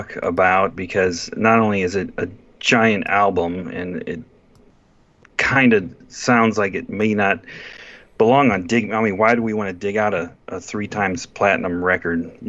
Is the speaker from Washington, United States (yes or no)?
no; Northeast Ohio, United States; I grew up in Northeast Ohio